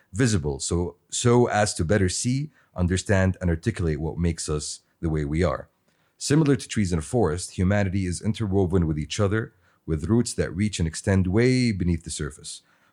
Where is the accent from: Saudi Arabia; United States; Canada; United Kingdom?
Saudi Arabia; we all have very common, you know, set of values because we grew up in Saudi